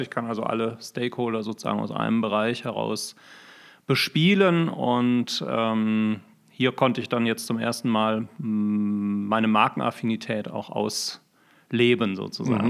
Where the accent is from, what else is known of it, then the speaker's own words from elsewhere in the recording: Düsseldorf, North Rhine-Westphalia, Germany; moved away as an adult; also born or lived in Bonn / Berlin; now in Augsburg, Germany; lokal komme ich ursprünglich aus Düsseldorf